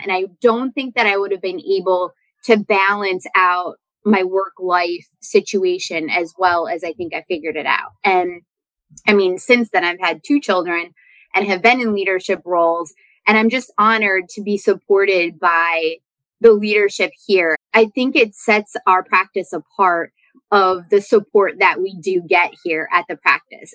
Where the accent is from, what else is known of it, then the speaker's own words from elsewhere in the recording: Wisconsin, United States; moved away; that is my home state